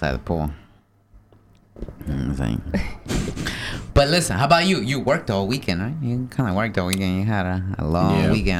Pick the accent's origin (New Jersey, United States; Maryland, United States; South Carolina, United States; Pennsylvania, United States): New Jersey, United States; Paterson; Oh, I'm from Patterson.